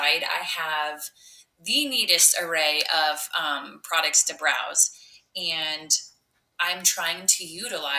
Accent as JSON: {"language": "English", "town": "Neola", "region": "Iowa", "country": "United States", "tie": "born or raised there", "said": "I grew up in Neola. I born and raised"}